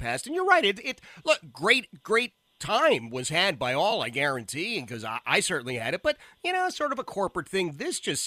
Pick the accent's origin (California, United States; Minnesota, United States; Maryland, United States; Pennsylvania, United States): Pennsylvania, United States; Philadelphia; I grew up in Philadelphia